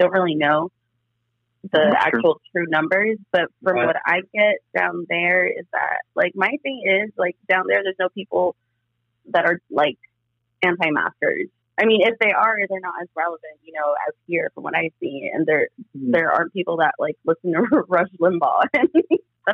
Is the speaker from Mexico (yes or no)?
yes; Nayarit, Mexico; now in United States; my hometown in Nayarit